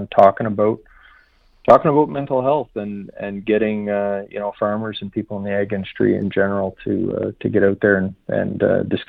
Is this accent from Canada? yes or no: yes; Canada; moved away as an adult; now in United States; I come from Canada, so worked for 20 years in the ag industry